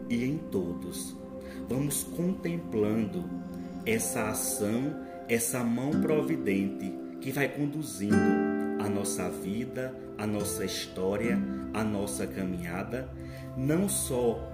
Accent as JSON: {"language": "Portuguese", "town": "São Paulo do Potengi", "region": "Rio Grande do Norte", "country": "Brazil", "said": "eu sou de São Paulo Potengi, Rio Grande do Norte"}